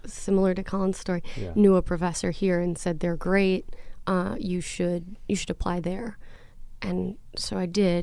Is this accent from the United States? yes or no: yes; Wausau, Wisconsin, United States; moved away; I was born and raised in Wausau, Wisconsin